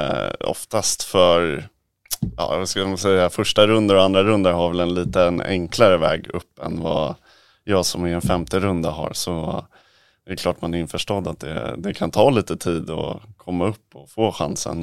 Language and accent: Swedish; Sweden; moved away; Vi är ju några svenskar där